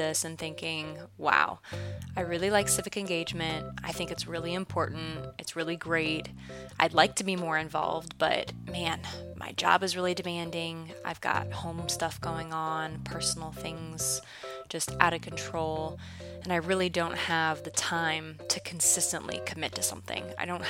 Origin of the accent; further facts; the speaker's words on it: Noblesville, Indiana, United States; I have been given the opportunity to start training with the fire department in my hometown of Noblesville